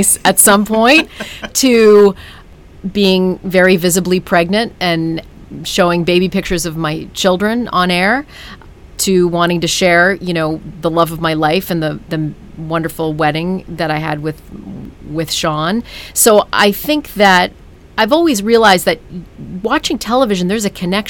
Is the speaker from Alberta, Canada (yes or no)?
no; Ottawa, Ontario, Canada; moved away as an adult; also born or lived in New York City; I'm a kid from Ottawa, Canada